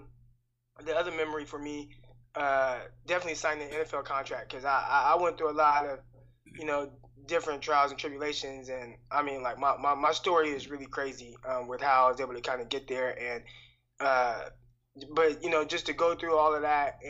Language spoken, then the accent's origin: English; Stockton, California, United States; Stockton, California. I actually live here now. I'm from Stockton